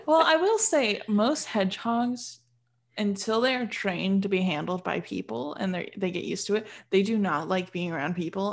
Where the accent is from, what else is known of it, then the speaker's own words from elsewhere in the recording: Michigan, United States; I'm from Michigan and Michigan has a lot of hunting grounds